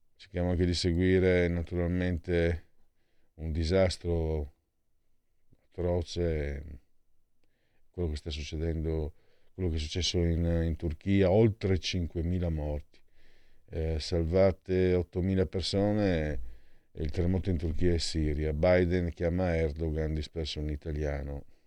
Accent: Friuli-Venezia Giulia, Italy; io vengo dal Friuli

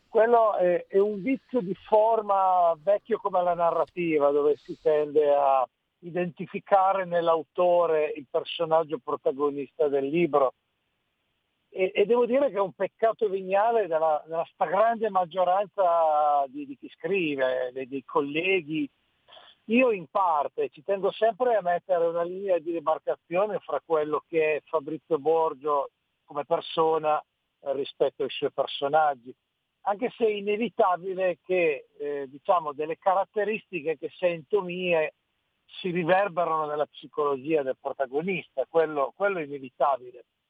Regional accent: Piedmont, Italy; da piemontese non posso assolutamente prescindere né da Beppe Fenoglio né da Cesare Pavese innanzitutto, io d'altronde vengo proprio dalle loro terre

